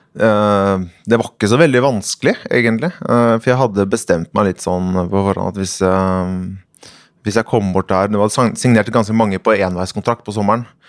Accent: Norway; moved away as an adult; also born or lived in Sweden / United States; Jeg kom litt sånn naiv eh, nordmann her

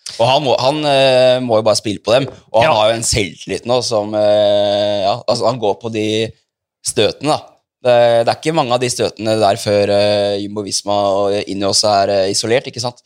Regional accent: Asker, Akershus, Norway; vi er nå fra Asker begge

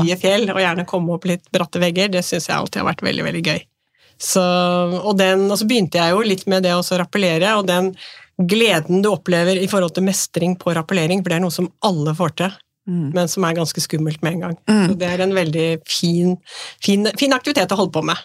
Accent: Nøtterøy, Vestfold, Norway; now in Tjøme, Norway; Jeg er født og oppvokst på Nøtterøy, men nå har jeg liksom bodd på Tjøme i 35 år.

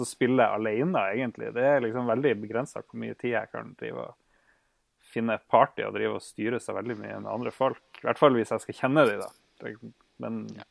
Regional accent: Norway; som nordmann

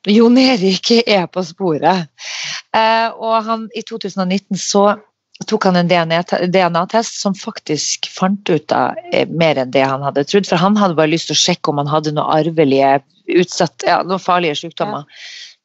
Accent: Narvik, Nordland, Norway; moved away; Jeg kom jo rett ifra Narvik

